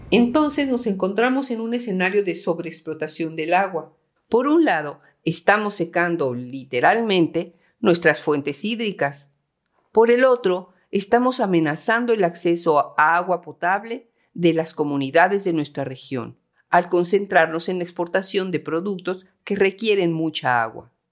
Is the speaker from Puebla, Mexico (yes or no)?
no; Guanajuato, Mexico; a mi tierra guanajuatense